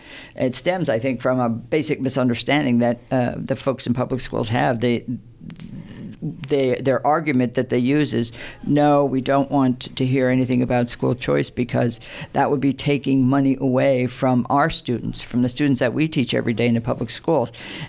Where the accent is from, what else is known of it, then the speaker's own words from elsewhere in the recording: Pennsylvania, United States; moved away as an adult; But yeah, I came from Pennsylvania. I was an administrator in schools in Pennsylvania before I moved to New Jersey, and that was about 25 years ago.